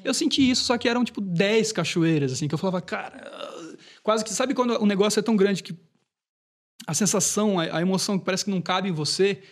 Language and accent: Portuguese; Brusque, Santa Catarina, Brazil; Isso foi lá em, na minha cidade natal, foi em Brusque